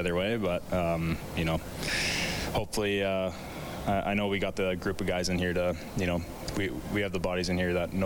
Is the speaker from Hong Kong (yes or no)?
no; Edmonton, Alberta, Canada; growing up in Edmonton